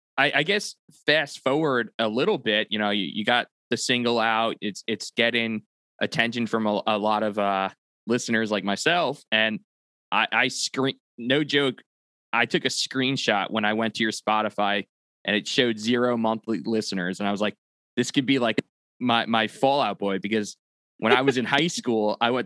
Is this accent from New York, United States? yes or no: yes; Long Island, New York, United States; now in Charlotte, United States; I live in Charlotte, North Carolina, but I'm from Long Island.